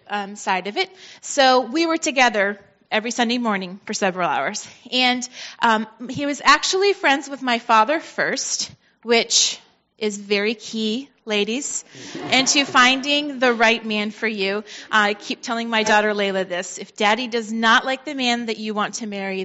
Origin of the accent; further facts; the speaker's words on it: Vermont, United States; I was born and raised in Vermont to a Christian family, strong Christian parents